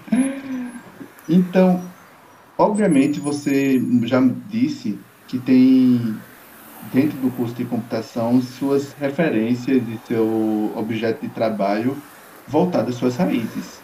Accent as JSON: {"language": "Portuguese", "town": "Campina Grande", "region": "Paraíba", "country": "Brazil", "tie": "born or raised there", "said": "eu fui criado no Parque do Povo."}